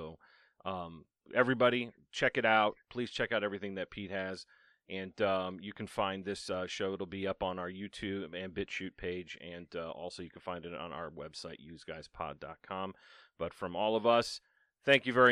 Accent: Ireland; I'm Irish

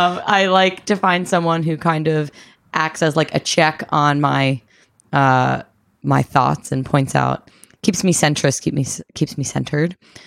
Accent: East Coast, United States; I'm 27. I'm from the East Coast.

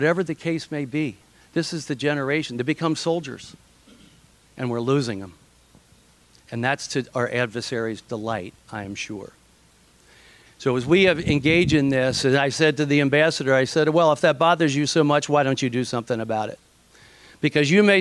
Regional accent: Ohio, United States; I'm from Ohio

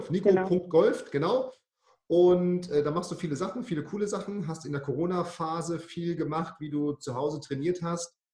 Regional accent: Bremen, Germany; Du kommst, ich komme aus Bremen, du kommst aus Hamburg, also die zwei verbotenen Städte

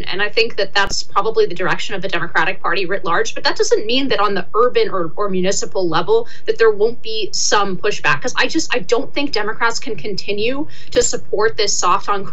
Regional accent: San Francisco Bay Area, California, United States; I come from the San Francisco Bay Area

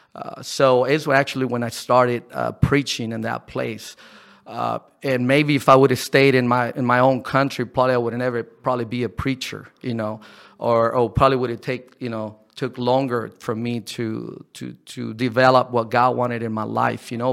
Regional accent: Ensenada, Baja California, Mexico; moved away as an adult; I was born here in Ensenada.

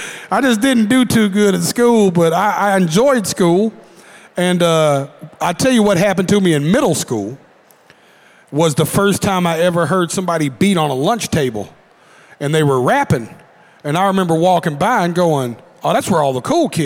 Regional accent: Nashville, Tennessee, United States; I grew up in Antioch, Tennessee

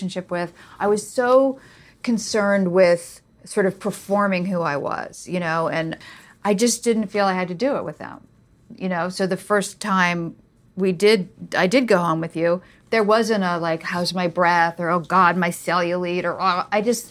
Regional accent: Washington, District of Columbia, United States; now in New York, United States; I'm from Washington, D.C. I grew up around journalists.

